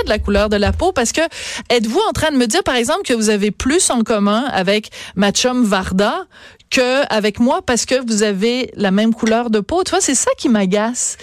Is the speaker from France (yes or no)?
no; Quebec, Canada; on est tous des Québécois